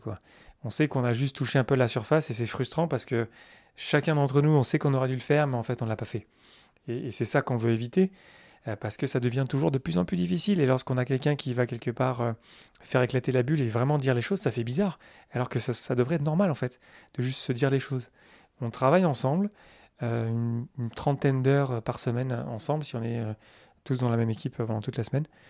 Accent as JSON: {"language": "French", "country": "France", "said": "je suis français"}